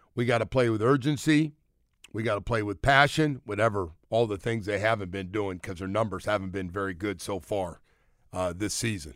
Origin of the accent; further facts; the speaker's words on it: Bay Area, California, United States; I grew up in the Bay Area and a Golden State fan